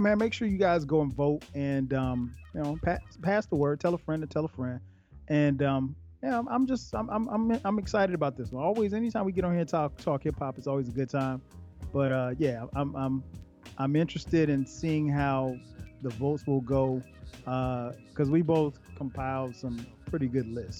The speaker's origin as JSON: {"language": "English", "region": "the South", "country": "United States", "said": "I'm from the South"}